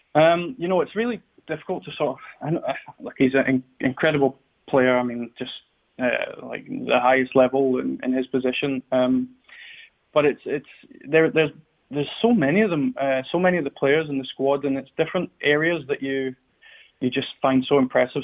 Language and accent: English; Scotland, United Kingdom